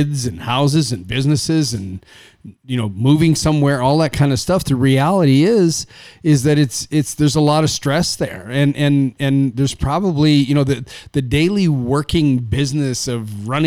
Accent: Saskatchewan, Canada; I'm from Canada, from Saskatchewan was where I was born and raised.

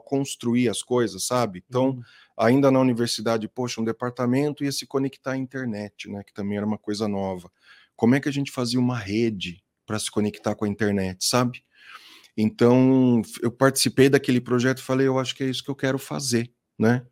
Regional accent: Itatiba, São Paulo, Brazil; eu sou de Itatiba, né, capital do uhum. móvel colonial até hoje, aqui em São Paulo. É, cresci lá, saí de lá

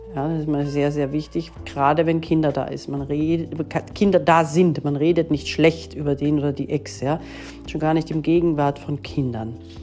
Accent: Austria; bei uns in Österreich

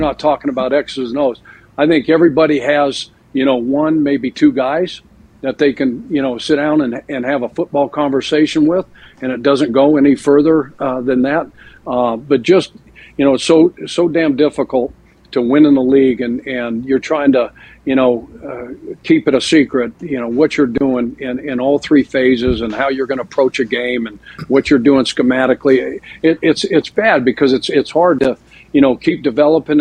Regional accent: Colorado, United States; now in Idaho, United States; growing up in Colorado

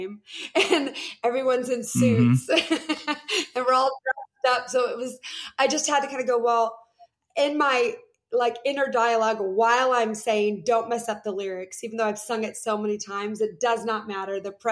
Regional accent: Seattle, Washington, United States; moved away; also born or lived in the South; I was born and raised in Seattle, Washington, where it's not really a hotbed of Christian anything

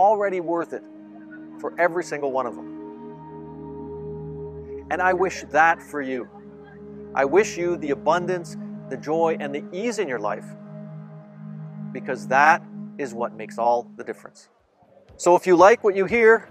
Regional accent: Toronto, Ontario, Canada; I'm from Toronto

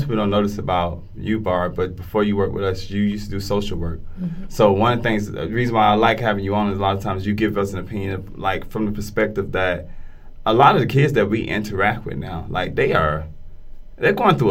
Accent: Fort Lauderdale, Florida, United States; I'm from Fort Lauderdale. When I was in school, biggest drill we ran in Fort Lauderdale was either fire drill or tornado drill.

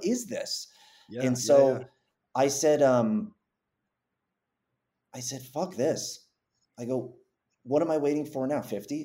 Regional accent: Massachusetts, United States; I grew up in Massachusetts

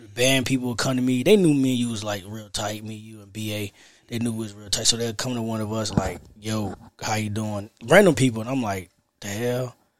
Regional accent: Raleigh, North Carolina, United States; I'm from South Side of Raleigh

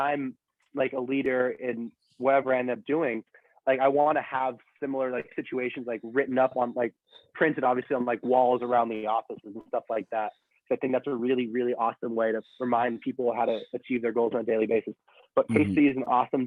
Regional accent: San Diego, California, United States; I grew up in San Diego

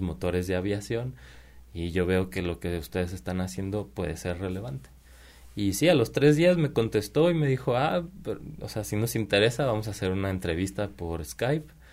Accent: Mexico; moved away as an adult; also born or lived in Prague, Czech Republic / England; Vero y yo somos como, como mexicanos

